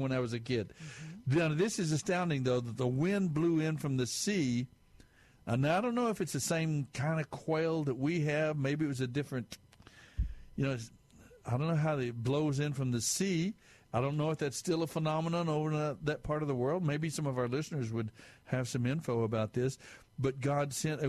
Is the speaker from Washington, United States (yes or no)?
no; Amarillo, Texas, United States; I'm a Texan. I'm West Texas, actually. There are more cattle than there were people up in Amarillo where I was raised